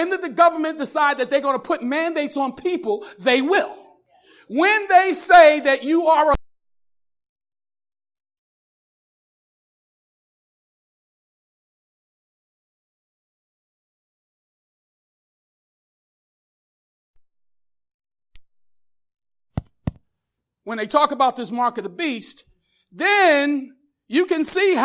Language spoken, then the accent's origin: English; United States; I'm an American